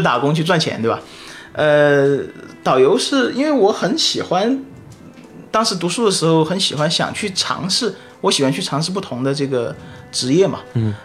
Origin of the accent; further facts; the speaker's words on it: China; moved away as an adult; also born or lived in Singapore / Australia; 我们作为中国人